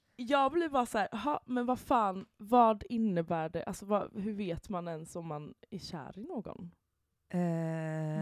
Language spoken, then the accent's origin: Swedish; Halmstad, Halland County, Sweden; born or raised there; now in Stockholm, Sweden